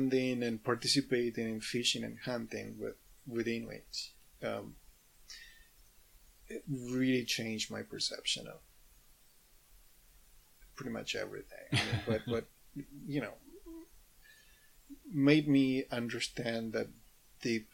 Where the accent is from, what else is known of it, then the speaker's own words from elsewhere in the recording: Mendoza, Argentina; now in Canada; back in Mendoza, where I grew up